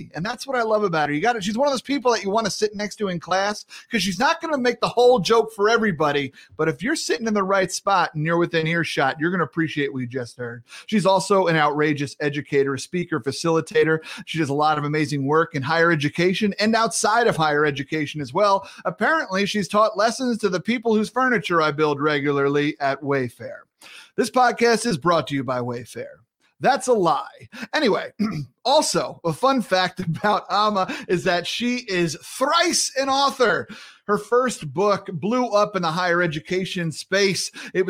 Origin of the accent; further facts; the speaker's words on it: Massachusetts, United States; accent: Massachusetts; My Massachusetts accent comes in and out, give or take how long I've listened to Mayor Quimby.